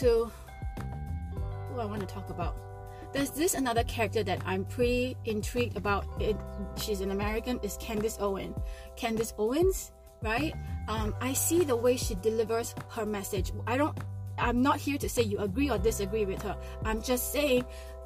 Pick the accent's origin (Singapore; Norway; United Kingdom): Singapore; Because I'm Chinese, I grew up in Singapore.